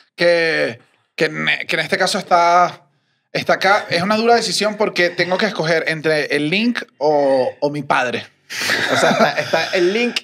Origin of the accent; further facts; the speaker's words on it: Venezuela; moved away; como venezolanos